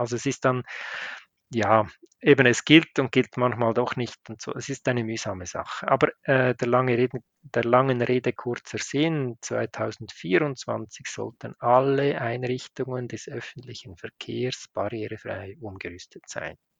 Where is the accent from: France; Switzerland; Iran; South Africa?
Switzerland